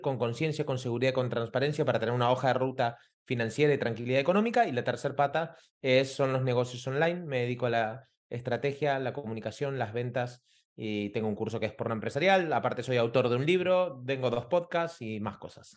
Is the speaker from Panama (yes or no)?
no; Argentina; moved away as an adult; also born or lived in Costa Rica; now in Barcelona, Spain; yo soy argentino, hace 20 años que vivo aquí en Barcelona